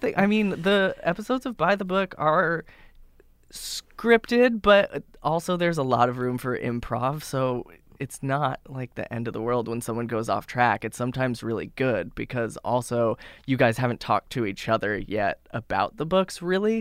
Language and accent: English; Boise, Idaho, United States; now in New York, United States; I grew up in Boise, Idaho, which is a city, but a very little city